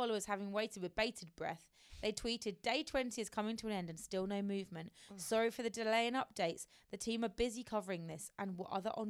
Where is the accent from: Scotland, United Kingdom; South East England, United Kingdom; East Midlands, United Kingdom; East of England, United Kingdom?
East of England, United Kingdom; Essex; I come from Essex too.